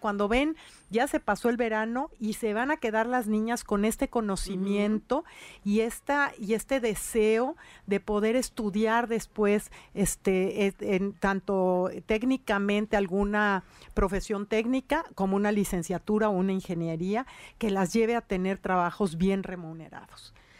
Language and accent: Spanish; Puebla, Mexico; como mujer y como servidora pública y como poblana